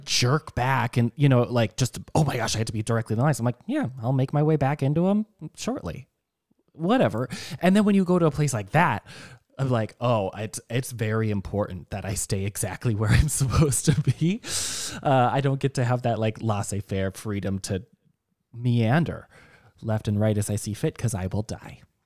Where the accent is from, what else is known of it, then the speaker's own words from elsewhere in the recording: Minnesota, United States; I'm still from Minnesota where fifty degrees is hot